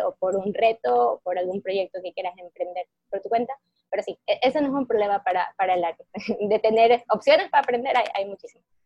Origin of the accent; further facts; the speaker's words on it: Ecuador; moved away as an adult; also born or lived in Monterrey, Mexico; yo soy de Ecuador y fui a estudiar mi carrera profesional a, México, al TEC de Monterrey